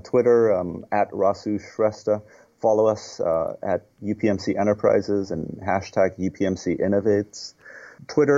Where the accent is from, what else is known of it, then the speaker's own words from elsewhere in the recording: Nepal; now in United States; I'm a U.S. citizen, but I was born in Nepal.